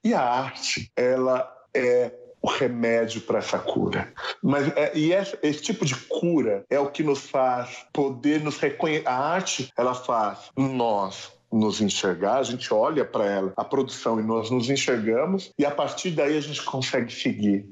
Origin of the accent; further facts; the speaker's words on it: São Paulo, Brazil; Eu moro ainda no lugar onde eu nasci, que é a Vila Inhocuné